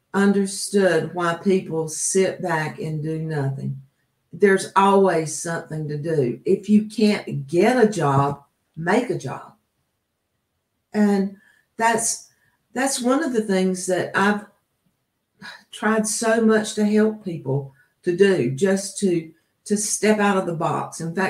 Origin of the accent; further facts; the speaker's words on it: the South, United States; Remember, like, I come from the South.